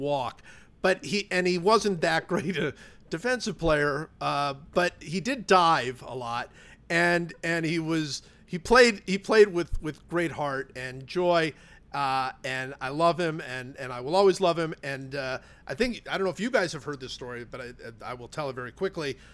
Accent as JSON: {"language": "English", "town": "Cleveland", "region": "Ohio", "country": "United States", "tie": "born or raised there", "said": "growing up in Cleveland"}